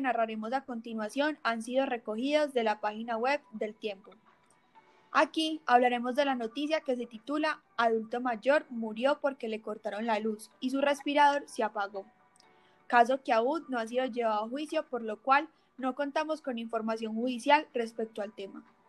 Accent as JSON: {"language": "Spanish", "country": "Colombia"}